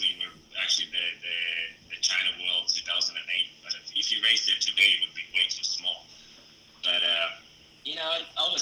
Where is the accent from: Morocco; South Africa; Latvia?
Latvia; they opened the training facility, you know, named after me in my hometown, and we were able to, you know, held the European Championships for the first time in my, you know, country.